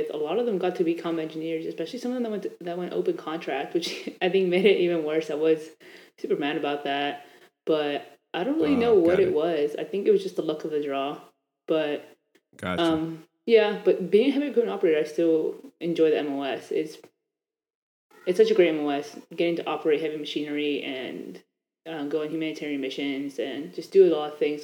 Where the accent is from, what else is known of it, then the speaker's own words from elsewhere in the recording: Annandale, Virginia, United States; I'm from Annandale, Virginia. I was basically raised here my entire life